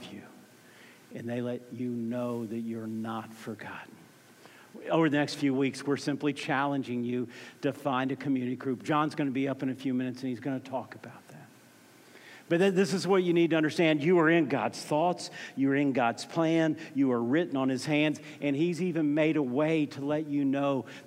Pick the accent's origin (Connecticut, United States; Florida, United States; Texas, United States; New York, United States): Florida, United States; Orlando; moved away as an adult; also born or lived in Tallahassee, Florida; I grew up in Orlando, Florida